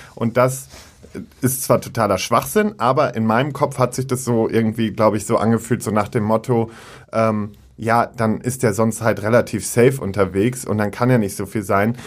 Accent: Münster, North Rhine-Westphalia, Germany; moved away; Münster, meine alte Heimat, und es ist so ein bisschen nach Hause kommen.

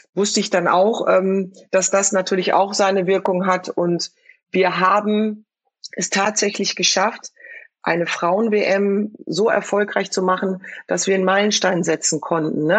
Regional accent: Frankfurt, Hesse, Germany; wir kommen aus Frankfurt, wir kommen aus einem sozialen Brennpunkt

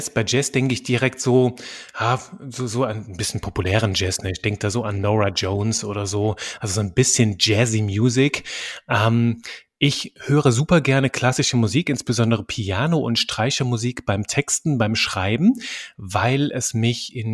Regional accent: Belgium; accent: French; Ich bin aufgewachsen in einem kleinen belgischen Dorf. Manchmal hört man das noch so. Ich habe so einen französischen Akzent ab und zu mit drin. In Belgien spricht man Französisch, Deutsch und Niederländisch mehrsprachig. Das heißt, ich bin auch mehrsprachig aufgewachsen.

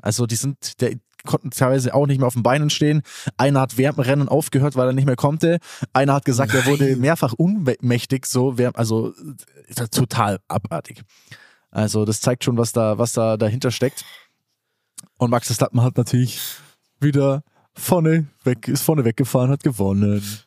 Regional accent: Allgäu, Bavaria, Germany; ich komme aus dem Allgäu

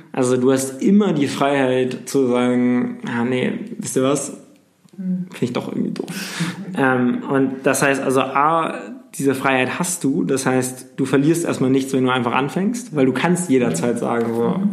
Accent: North Sea, North Sea coast, Germany; ich bin an der Nordsee groß geworden

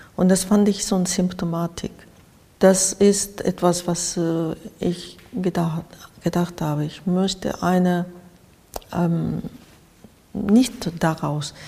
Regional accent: Japan; German is a second language; moved away as an adult; also born or lived in Spain / Switzerland / Cologne, Germany; now in Berlin, Germany; ich komme sowieso aus dem Land, wo diese Katastrophen ähm, alltäglich da waren

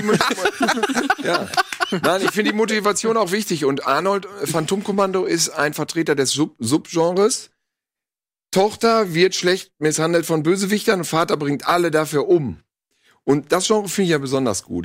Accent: Bielefeld-Gütersloh, North Rhine-Westphalia, Germany

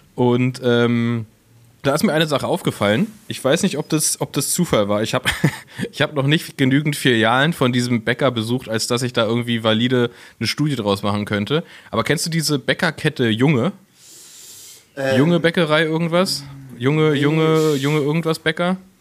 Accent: Berlin, Germany; als Berliner

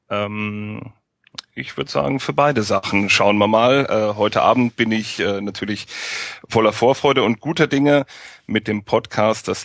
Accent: Darmstadt, Hesse, Germany; now in Rosenheim, Germany; Weil ich äh, den Verein meiner Geburtsstadt ähm, seit 1900 oder seit der Saison 94, 95 verfolge und nur die wenigste Zeit davon aus Darmstadt heraus. Das hat äh, Studien, Arbeits- und lebenstechnische Gründe und äh, meine jetzige Station ist eigentlich die bis dato am weitesten von Darmstadt entfernte Station

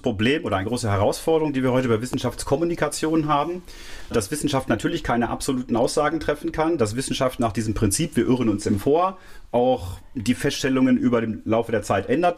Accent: Clausthal-Zellerfeld, Lower Saxony, Germany; also born or lived in Göttingen; now in Mainz, Germany; groß geworden bin ich dann im Oberharz, im niedersächsischen Teil des Oberharzes, im geteilten Deutschland damals noch.

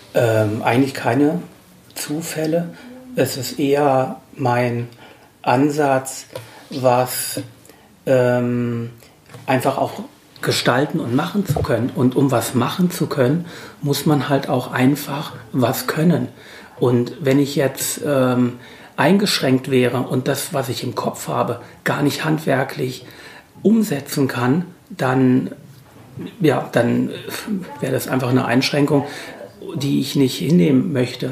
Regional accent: Hesse, Germany; moved away as an adult; now in Halle, Germany; ich bin ja eben aus Hesse

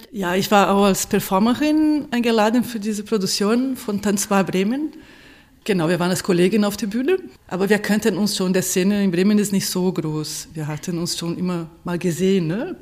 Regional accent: Brazil; German is a second language; now in Germany; Ich bin in Brasilien geboren und lebe in Deutschland seit vielen Jahren

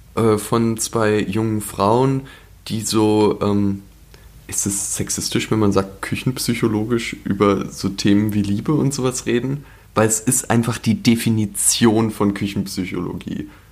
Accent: Berlin, Germany; also born or lived in Leipzig; ich bin in Charlottenburg aufgewachsen.

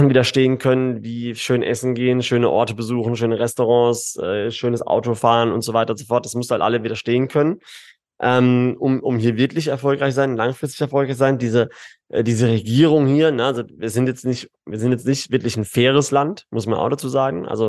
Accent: Karlsruhe, Baden-Württemberg, Germany; now in Dubai, United Arab Emirates; Ich, ich natürlich Karlsruhe, Baden-Württemberg, äh, Süddeutschland ist ist meine ist meine Heimat, ne?

